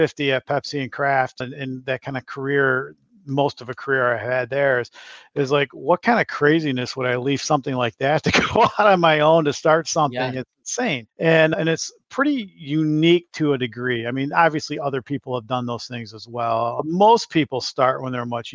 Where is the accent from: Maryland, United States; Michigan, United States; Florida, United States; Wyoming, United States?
Michigan, United States; moved away as an adult; now in Chicago, United States; I'm a Michigan, grew up and born and raised in Michigan, but transplanted here to Chicago a number of years ago